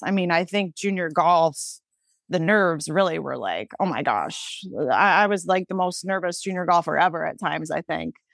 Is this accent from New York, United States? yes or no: yes; Pavilion, New York, United States; I'm from Pavilion, New York, which is a super small town. I graduated with fifty-two students.